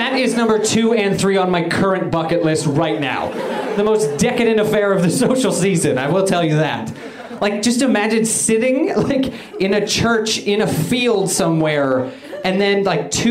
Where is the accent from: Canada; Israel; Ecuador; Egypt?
Canada; moved away as an adult; now in United States; I'm originally from Canada